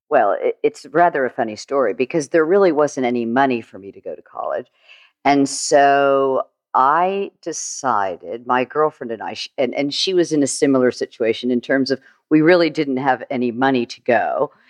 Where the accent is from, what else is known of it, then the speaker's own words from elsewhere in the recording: St. Petersburg, Florida, United States; also born or lived in Fort Lauderdale, Florida; I grew up in Florida, actually, Saint Petersburg, Saint Petersburg, Florida